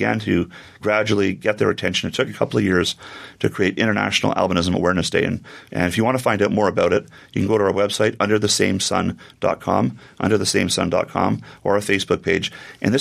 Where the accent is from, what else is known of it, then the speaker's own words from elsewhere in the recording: Canada; I'm born and raised in Canada